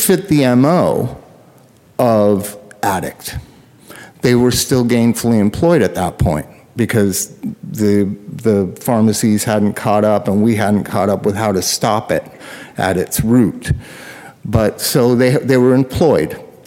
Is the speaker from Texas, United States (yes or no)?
no; Southern California, United States; I grew up in Southern California instead of, you know, Cloquet, Minnesota